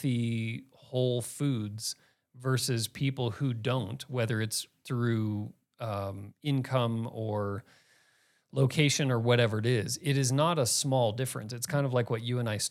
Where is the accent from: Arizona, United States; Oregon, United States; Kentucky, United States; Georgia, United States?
Arizona, United States; Phoenix; now in Boulder, United States; growing up in Phoenix